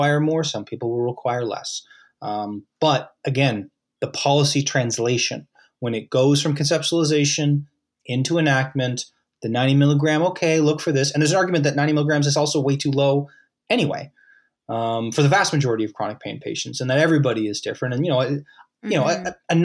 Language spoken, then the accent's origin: English; Halifax, Nova Scotia, Canada; I'm in Halifax. I'm from Halifax